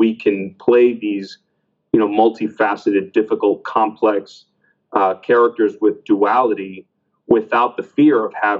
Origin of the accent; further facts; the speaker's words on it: Miami, Florida, United States; I was born in Miami, you know, Miami was predominantly Cuban, especially the area of Miami that I lived